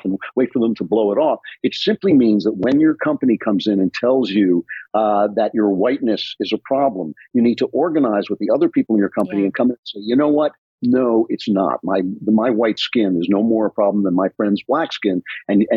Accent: United States; I grew up in America that didn't require so much courage.

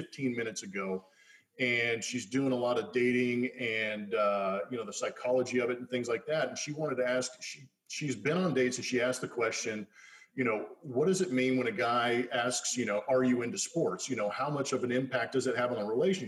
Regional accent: Inland Valley, Los Angeles, California, United States; I grew up in the Inland Valley of LA.

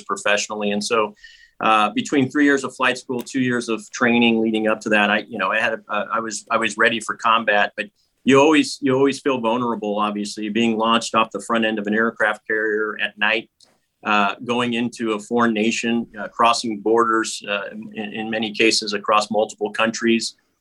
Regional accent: Los Angeles, California, United States; when I lived in the San Fernando Valley, I lived in an apartment complex with my mom

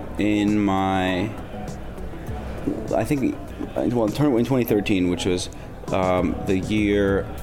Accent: Ottawa, Ontario, Canada; also born or lived in Brasov, Romania / Guelph, Canada; Canada. I grew up in Ottawa. Mostly.

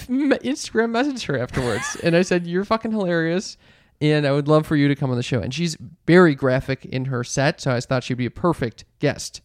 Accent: Midwest, United States; we're from the Midwest

